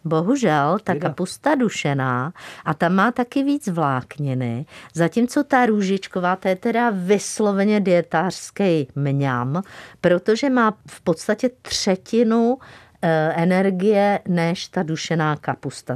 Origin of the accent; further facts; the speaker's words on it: Czechia; jsme Češi, Moravané a Slezané